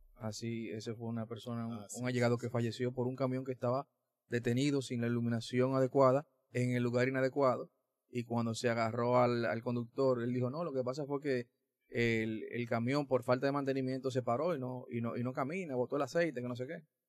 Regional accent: La Vega, Dominican Republic; moved away; yo soy de La Vega y visito mucho esa zona

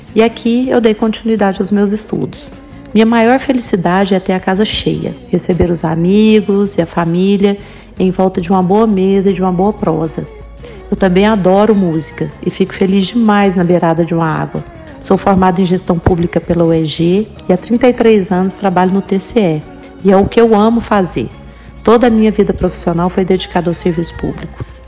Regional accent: Goiás, Brazil; eu sou goiana, filha de uma pernambucana e de um pai mineiro.

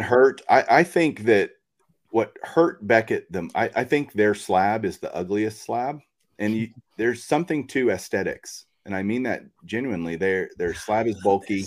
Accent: Texas, United States; I grew up here in Texas

